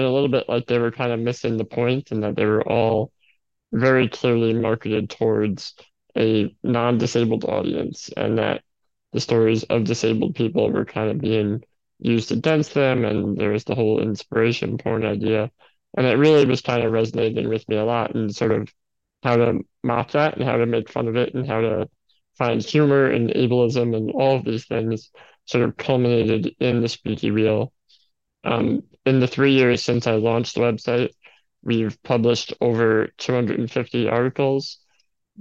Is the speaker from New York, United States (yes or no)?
yes; New York City, New York, United States; I am from New York City